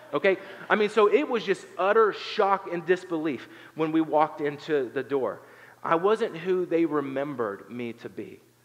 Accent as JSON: {"language": "English", "area": "Appalachia", "region": "southern Ohio", "country": "United States", "moved": "yes", "said": "I'm from Appalachia, I'm from southern Ohio"}